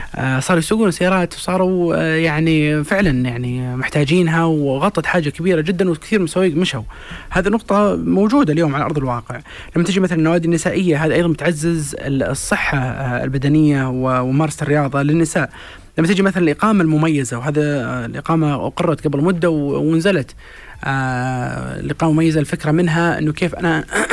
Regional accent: Saudi Arabia; عندنا في السعودية

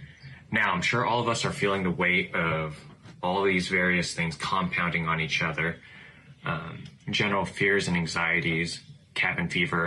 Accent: Orange County, California, United States; I am from Orange County, California

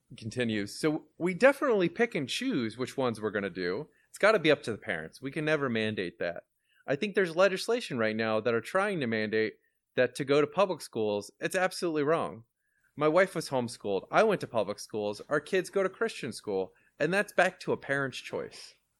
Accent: Florida, United States; I grew up in Florida, I'm thirty-two

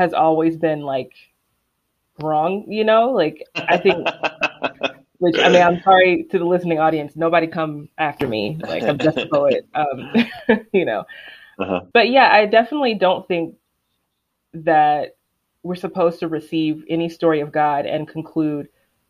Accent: the South, United States; I am from the South and I am Black, but I wasn't raised in the church

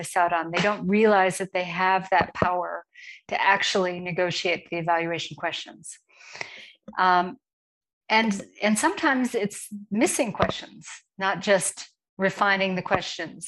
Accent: United States; moved away as an adult; now in Johannesburg, South Africa; I am actually an American, but I'm based in Johannesburg, South Africa.

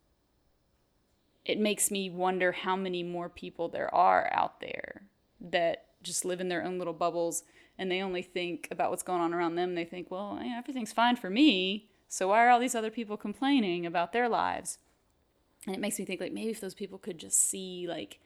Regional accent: Shreveport, Louisiana, United States; I grew up in Shreveport

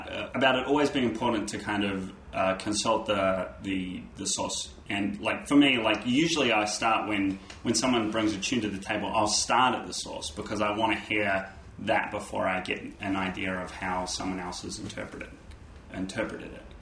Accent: New Zealand; and I'm from New Zealand.

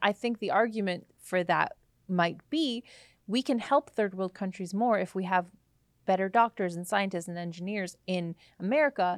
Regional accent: Canada; I'm a Canadian

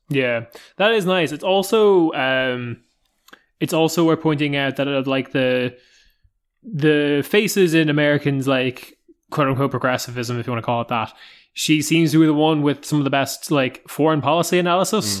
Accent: Ireland; I come from Ireland

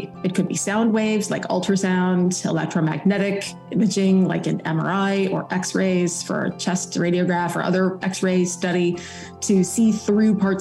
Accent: Illinois, United States; moved away as an adult; also born or lived in New England; now in North Carolina, United States; I grew up in Illinois, so my Midwesterner by birth and through up until college

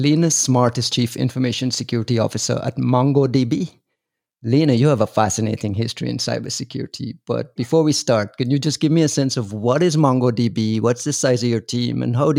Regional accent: Guyana; accent: Caribbean; moved away; I'm from Guyana, so the education system is the British education system

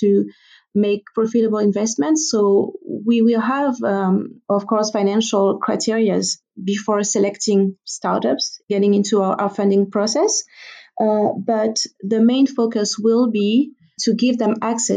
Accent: Guadeloupe; I personally come from an island, so I'm from the Caribbean, from an island called Guadeloupe. It's a French territory

